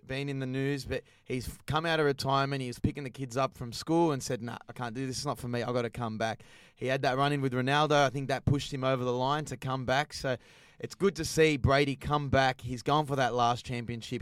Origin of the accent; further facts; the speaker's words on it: Australia; As an Aussie